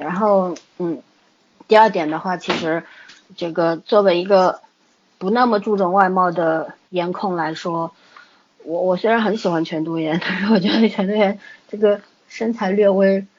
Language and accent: Chinese; China; 包括我们中国人也是一样